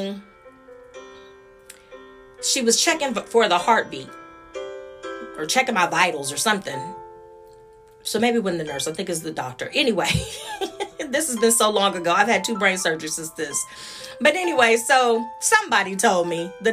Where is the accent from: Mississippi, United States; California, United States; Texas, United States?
Texas, United States; Austin; also born or lived in Dallas; I was from Austin and he lived in Dallas, and that I was new to Dallas.